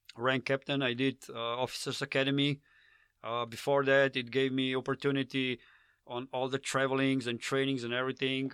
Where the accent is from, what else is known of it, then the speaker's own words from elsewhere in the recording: Slovenia; accent: Slavic; English is a second language; I'm from Slovenia